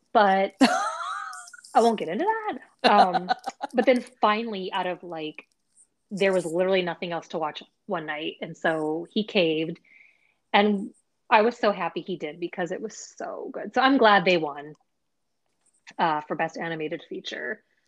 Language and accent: English; Bay Area, California, United States; we're both from the Bay Area